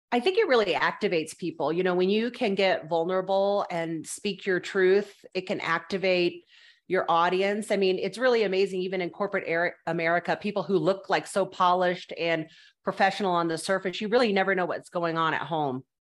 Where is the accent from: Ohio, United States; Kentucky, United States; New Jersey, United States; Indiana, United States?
Indiana, United States; Indianapolis; I grew up in um, Indianapolis